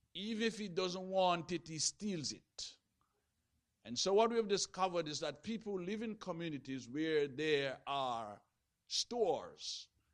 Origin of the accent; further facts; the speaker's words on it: Jamaica; when I was growing up in Jamaica